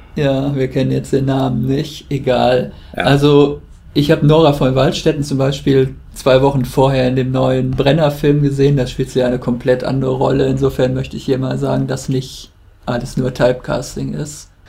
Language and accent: German; Germany; als Deutscher